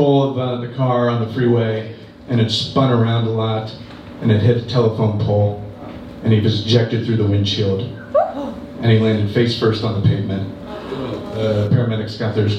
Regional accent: Ohio, United States; I'm from Ohio

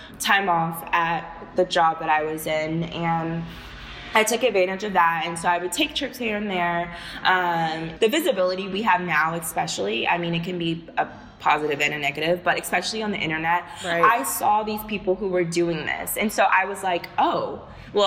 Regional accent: Houston, Texas, United States; moved away as an adult; I'm from Texas. I'm from not from a small town. I'm from Houston. But even still, the area that I grew up

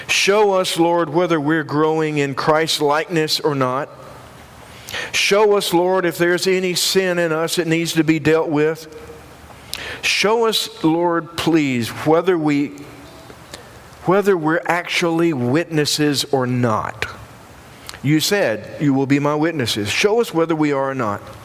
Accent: Union, South Carolina, United States; I'm from the upstate South Carolina. I'm from Union

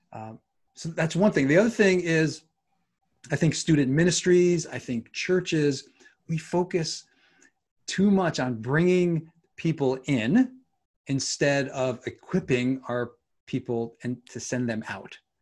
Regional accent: New York, United States; moved away as an adult; also born or lived in Seattle suburbs / Southern California; growing up in New York, you know, winters are not pleasant here

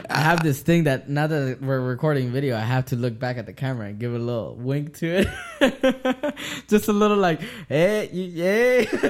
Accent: United States; I am an American and I was born here, raised here, my dad was born here

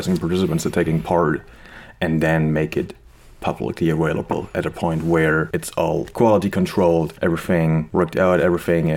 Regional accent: Germany; English is a second language; moved away as an adult; also born or lived in Leipzig, Germany / Marburg, Germany; now in Montreal, Canada; I'm originally from Germany, as you might be able to hear very well. I try my best to not sound as harsh as I used to.

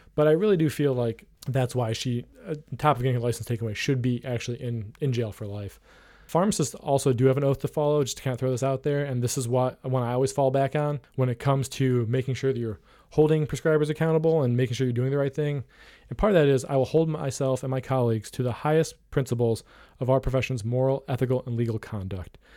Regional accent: Ohio, United States; some of those more rural parts of my home state of Ohio

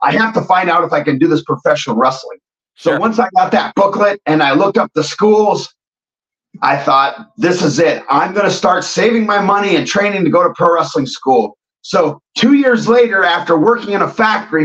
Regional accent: Watkins, Iowa, United States; also born or lived in Cincinnati, Ohio; I'm born and raised in Watkins, Iowa

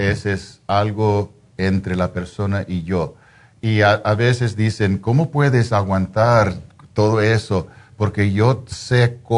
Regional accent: Mexico; Soy mexicano.

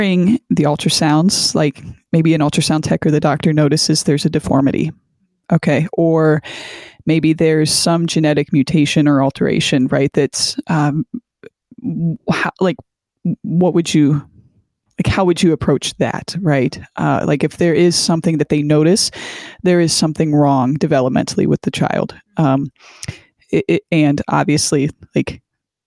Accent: Canton, Ohio, United States; Canton, Ohio, and that's my stomping grounds. And actually, I was born at the same hospital

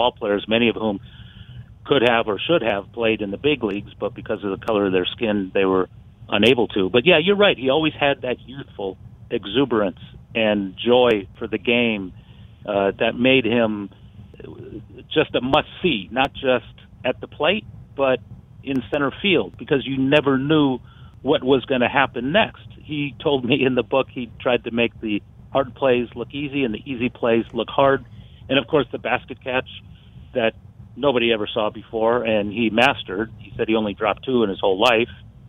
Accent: Westfield, Alabama, United States; born there; I was born in Westfield, Alabama.

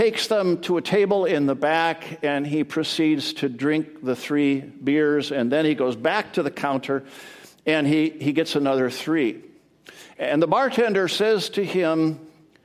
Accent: Edmonton, Alberta, Canada; now in Edmonds, United States; I grew up in Edmonton, Alberta, Canada, the land of the frozen chosen.

